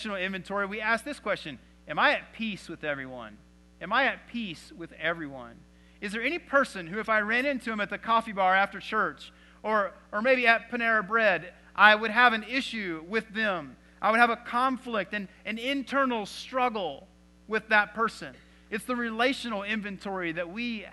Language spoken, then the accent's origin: English; Texas, United States; growing up in Texas